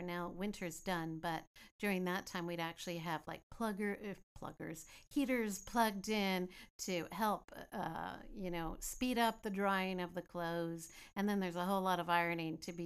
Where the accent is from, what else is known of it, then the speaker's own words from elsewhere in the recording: Greendale, British Columbia, Canada; growing up in Greendale, BC, just outside of Chilliwack